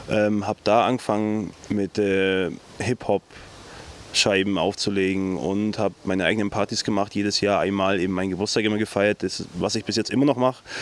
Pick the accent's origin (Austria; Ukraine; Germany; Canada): Germany; Allgäu, Bavaria; also born or lived in Dresden; Allgäuer durch und durch. So zu sagen. Seit 29 Jahren wohne ich hier. Im Endeffekt merkt man es auch im Dialekt. Ich versuche Hochdeutsch zu reden, aber äh, das ein oder andere Allgäuer Wort kann man mir dann irgendwie ja, kommt dann doch raus